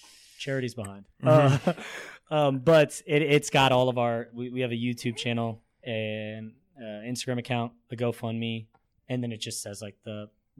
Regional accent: Springfield, Illinois, United States; I'm from Springfield, Illinois

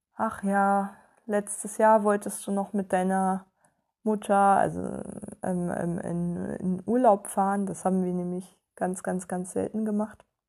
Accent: Germany

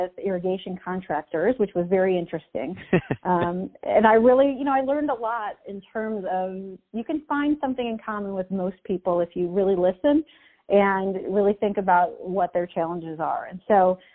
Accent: Chicago, Illinois, United States; moved away as an adult; also born or lived in south of France; now in Peoria, United States; I grew up in Chicago

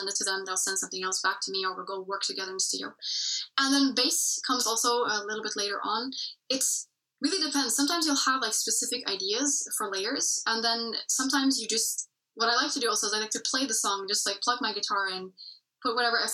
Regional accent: Norway; first language English; my mother tongue is English, but I've been speaking Norwegian for basically my whole life as well. Because I've been living here for most of my life in Norway

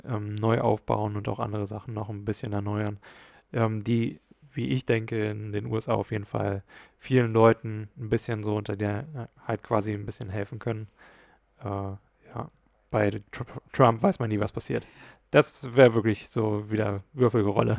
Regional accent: Hesse, Germany; bei uns in Hessen

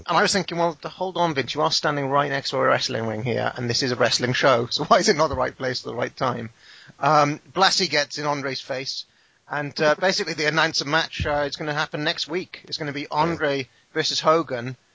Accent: United Kingdom; I'm British.

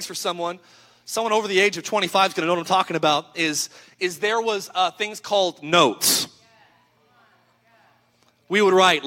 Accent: Idaho, United States; I'm from Idaho

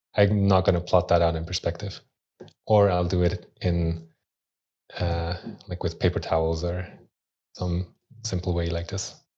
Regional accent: Switzerland; also born or lived in Austria; in Switzerland, where I grew up. I was born in Austria, but moved to Switzerland when I was three.

